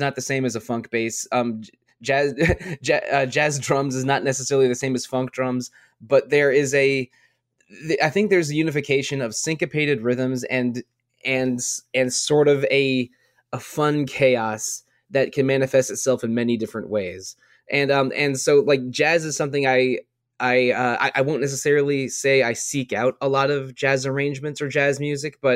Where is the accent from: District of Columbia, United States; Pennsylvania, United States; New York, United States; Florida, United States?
District of Columbia, United States; near Washington D.C.; Growing up near Washington D.C., I'm familiar with a lot of go-go music